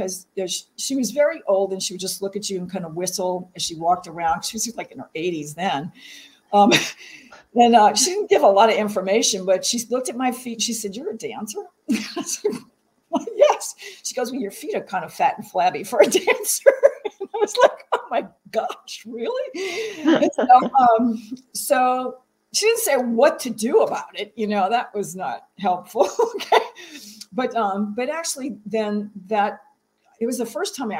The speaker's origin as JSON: {"language": "English", "region": "the South", "country": "United States", "said": "I'm from the South"}